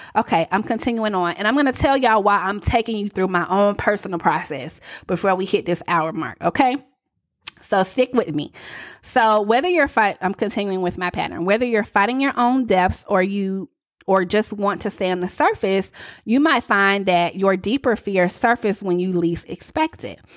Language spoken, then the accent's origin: English; the South, United States; accent: Southern; I was a little too Southern